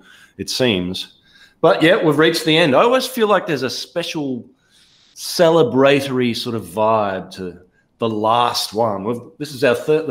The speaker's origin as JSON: {"language": "English", "town": "Ballarat", "region": "Victoria", "country": "Australia", "tie": "born or raised there", "moved": "yes", "said": "my hometown of Ballarat in Australia"}